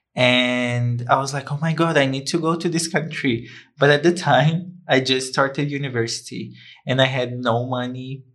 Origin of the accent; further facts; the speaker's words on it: Brazil; English is a second language; moved away as an adult; also born or lived in Sweden / Poland / Estonia; I come from Brazil. I have lived in Sweden, Poland, Estonia, and I just got back to Brazil